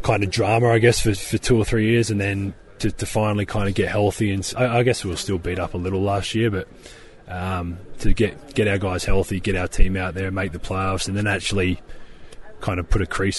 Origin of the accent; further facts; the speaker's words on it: Adelaide, South Australia, Australia; My hometown's kind of not really known for too much. Adelaide itself is City of Churches, is what the nickname, I guess, is.